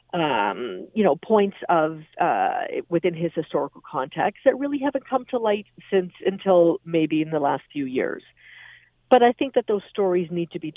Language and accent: English; Canada; as a Canadian